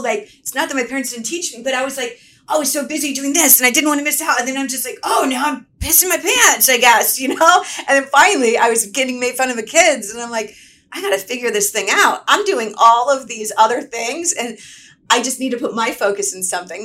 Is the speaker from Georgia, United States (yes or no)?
yes; Atlanta, Georgia, United States; now in Los Angeles, United States; originally I'm from Atlanta, Georgia.